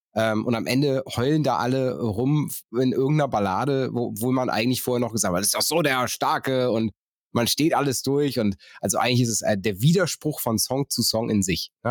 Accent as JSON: {"language": "German", "region": "North Rhine-Westphalia", "country": "Germany", "said": "ich komme vom Niederrhein"}